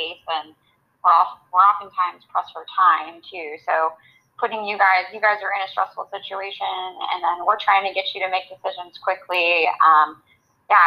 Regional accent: Florida, United States; moved away as an adult; also born or lived in Alabama; now in Virginia, United States; I grew up in Florida, and I trained in Alabama at the University of Alabama at Birmingham.

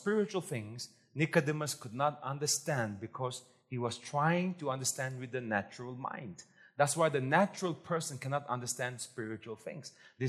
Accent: Nagaland, India; Nagas are confused because we don't know where we came from.

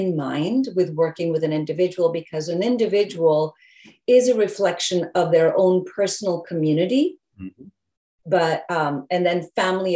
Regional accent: England, United Kingdom; moved away; I was born in England

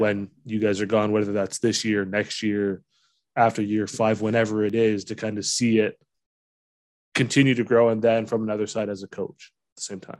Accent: London, Ontario, Canada; now in Sarnia, Canada; I grew up in London, Fanshawe Western

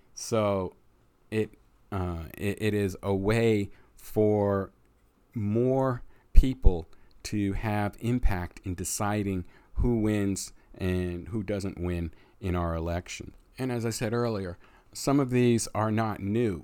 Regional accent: United States; we as the American voters

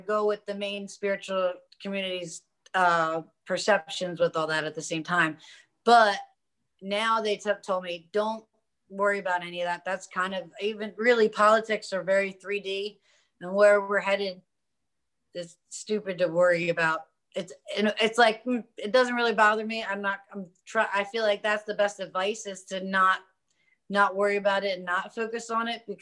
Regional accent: Delaware, United States; my home state of Delaware

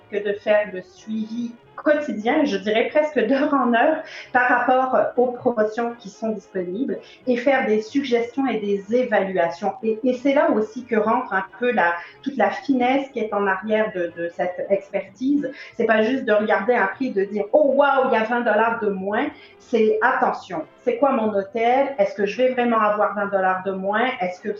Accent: France; moved away; j'ai beaucoup bougé aussi. j'ai quitté la France il y a plus d'une vingtaine d'années maintenant.

